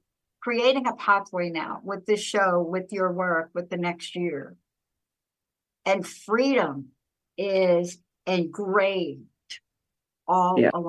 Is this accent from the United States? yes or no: yes; East Coast, United States; because I come from America, the East Coast